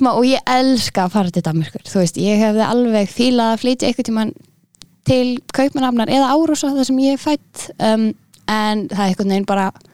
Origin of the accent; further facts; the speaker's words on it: Reykjavík, Capital Region, Iceland; also born or lived in Aarhus, Denmark; Ég er úr Reykjavík